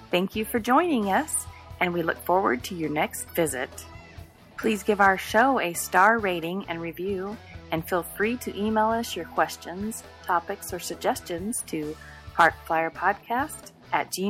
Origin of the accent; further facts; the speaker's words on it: Arizona, United States; from Arizona.